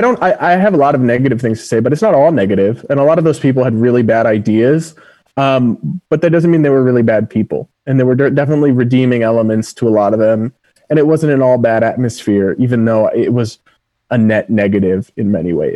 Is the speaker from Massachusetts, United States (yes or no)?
yes; Massachusetts, United States; the biggest public school in my home state of Massachusetts